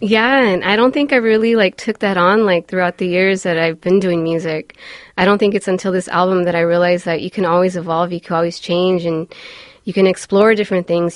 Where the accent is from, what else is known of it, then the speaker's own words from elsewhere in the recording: Los Angeles, California, United States; I grew up in Highland Park